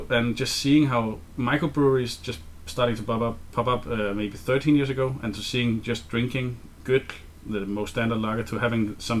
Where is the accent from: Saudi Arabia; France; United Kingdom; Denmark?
Denmark; moved away as an adult; now in Iceland; half Danish, half Icelandic, born and raised in Denmark. By a bit Danish mom and an Icelandic dad, moved to Iceland, as I said earlier, 2 years ago